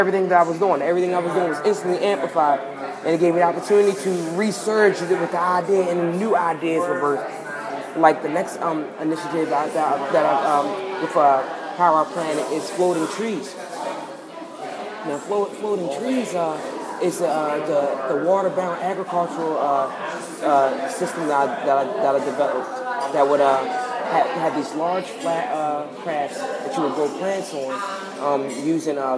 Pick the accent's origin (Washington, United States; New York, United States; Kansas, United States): New York, United States; I'm from New York